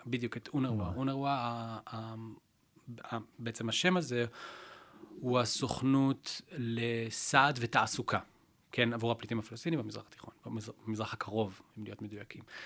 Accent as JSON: {"language": "Hebrew", "country": "Israel", "said": "אנחנו כישראלים"}